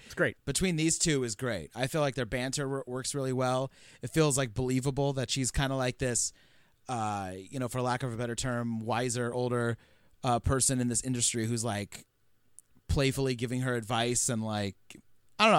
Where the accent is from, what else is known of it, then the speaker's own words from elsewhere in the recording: California, United States; we're from uh, California